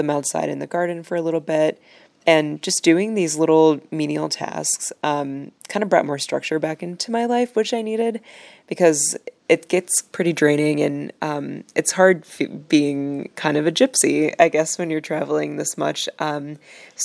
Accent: Chicago, Illinois, United States; I'm from Chicago

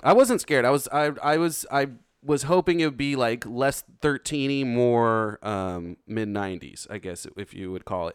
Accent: United States; as an American

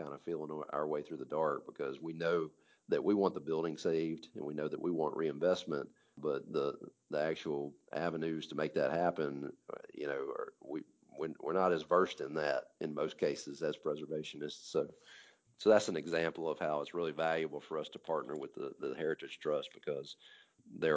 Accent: Hattiesburg, Mississippi, United States; when I was growing up in Hattiesburg, you know, I'm grew up here

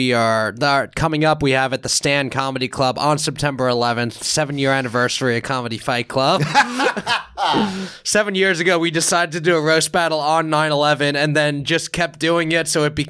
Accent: New York, United States; So I grew up in New York where the Jets and Giants were in Jersey, so I didn't really root for them.

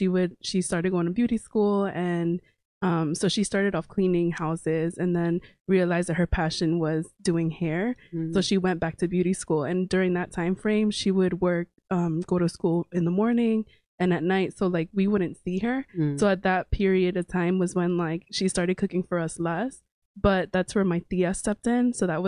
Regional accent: Long Island, New York, United States; moved away as an adult; also born or lived in New Orleans; now in New Haven, United States; I'm originally from New York. I grew up in Long Island. My parents were undocumented for a long time and we lived in Glencoe, New York.

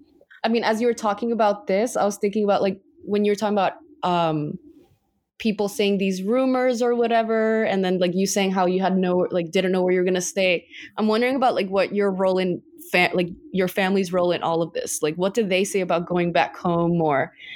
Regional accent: Guatemala; oh, you're Panamanian and I'm from Guate

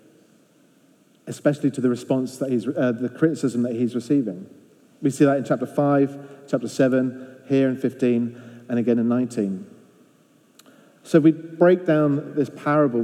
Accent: England, United Kingdom; now in Belfast, United Kingdom; I said, England. I was the only one

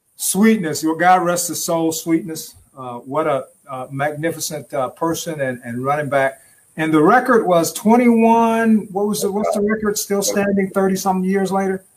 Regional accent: Detroit, Michigan, United States; we're from Detroit, Detroit

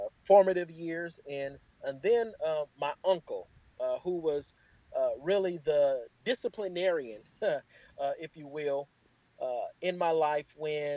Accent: Los Angeles, California, United States; born and raised in Los Angeles, California. Been here again, of course, my whole life

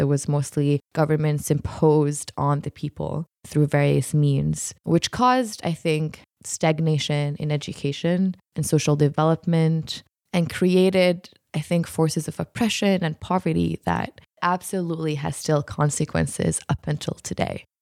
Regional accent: Jordan; also born or lived in Utah; I was born and raised in Jordan

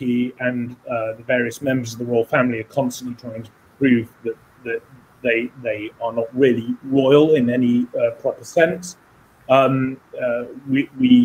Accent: United Kingdom

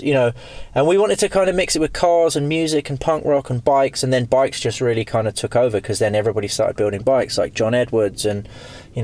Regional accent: England, United Kingdom; we're from England

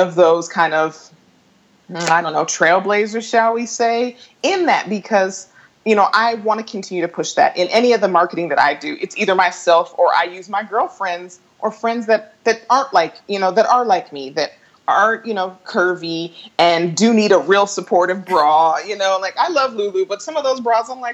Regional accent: Colorado, United States; moved away as an adult; I hosted an event in my hometown at a Legree studio called Fierce 45.

